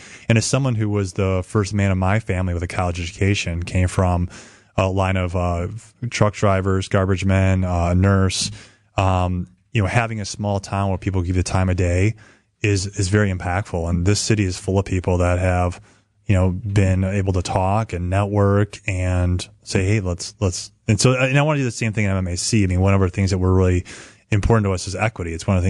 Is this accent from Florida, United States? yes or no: no; Chicago, Illinois, United States; moved away as an adult; also born or lived in Sheboygan, Wisconsin; now in Milwaukee, United States; I grew up in Chicago. And after I grew up in Chicago, I played basketball, went to Lakeland University in Sheboygan, graduated, moved to Milwaukee